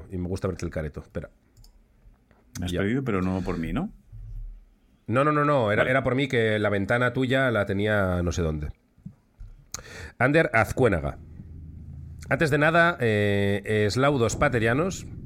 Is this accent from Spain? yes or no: yes; Lekeitio, Basque Country, Spain; soy originario de Lekeitio aunque hace años que vivo fuera de allí.